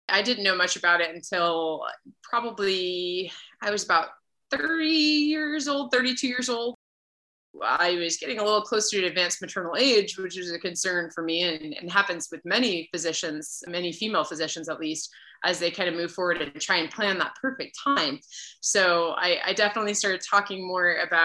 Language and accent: English; Lakeville, Massachusetts, United States; moved away as an adult; also born or lived in Rhode Island / Okinawa, Japan / San Diego; I grew up in New England in Massachusetts, a little town called Lakeville, about half an hour outside of Boston